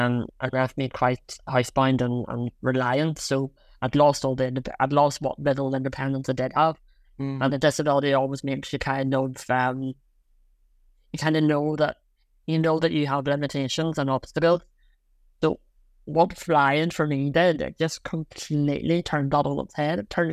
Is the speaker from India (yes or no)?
no; Belfast, Northern Ireland, United Kingdom; I'm from Belfast.